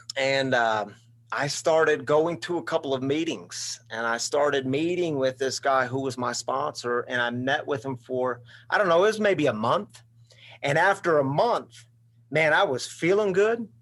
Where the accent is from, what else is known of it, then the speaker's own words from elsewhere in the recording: Missouri, United States; moved away as an adult; also born or lived in Michigan; I grew up in Missouri